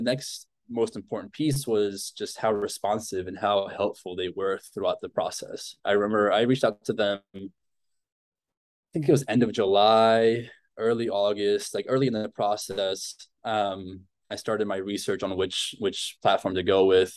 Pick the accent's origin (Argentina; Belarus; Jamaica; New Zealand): Argentina; moved away; I grew up in Argentina